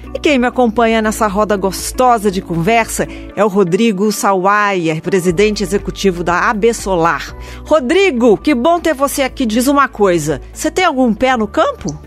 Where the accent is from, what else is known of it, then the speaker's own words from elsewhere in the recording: Juiz de Fora, Minas Gerais, Brazil; eu sou mineira de Juiz de Fora